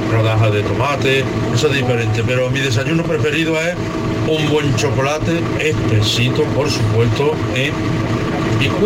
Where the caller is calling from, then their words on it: Los Molares, Andalusia, Spain; Buenos días, gente de Andalucía. Soy de Los Molares, Sevilla.